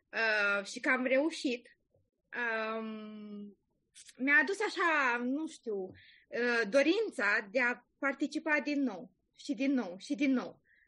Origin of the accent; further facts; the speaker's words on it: Romania; moved away as an adult; now in Ireland; eu sunt foarte mândră că sunt româncă